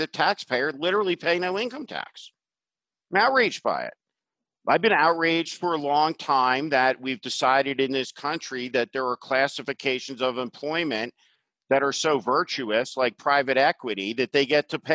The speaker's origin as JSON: {"language": "English", "region": "New Jersey", "country": "United States", "tie": "born or raised there", "said": "I grew up in New Jersey."}